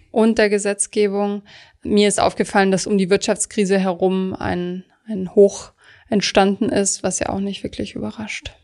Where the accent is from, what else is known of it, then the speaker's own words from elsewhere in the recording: Baden-Württemberg, Germany; ich komme zum Beispiel aus Süddeutschland, dort rühmen sich viele Leute